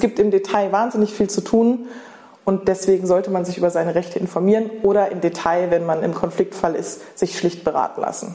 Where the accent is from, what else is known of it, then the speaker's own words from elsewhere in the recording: Germany; moved away as an adult; also born or lived in London / Berlin / Paris; Bei Bremen, Bei Bremen. in Norddeutschland